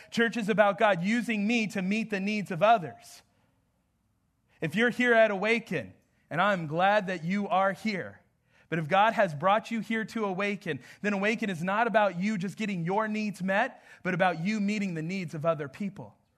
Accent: Southwest, United States; moved away; I'm from the Southwest, but I am not from the South here

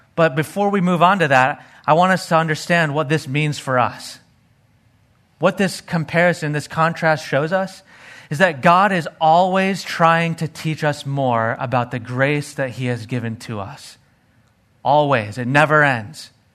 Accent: Arizona, United States; growing up in Arizona, hanging out and playing in the desert

